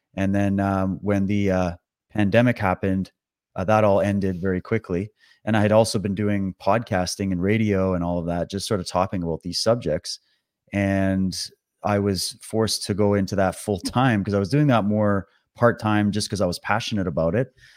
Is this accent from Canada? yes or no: yes; Canada; also born or lived in Toronto / British Columbia; I'm born and raised in Canada. I've lived all over the country